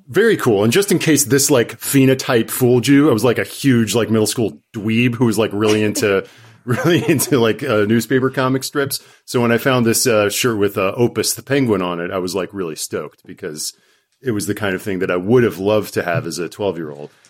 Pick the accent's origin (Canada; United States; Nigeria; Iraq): United States; North Carolina; I'm from North Carolina